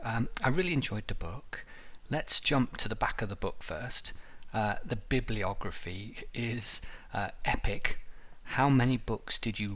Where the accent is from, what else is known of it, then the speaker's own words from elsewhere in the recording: West Midlands, United Kingdom; now in Canada; I'm from the West Midlands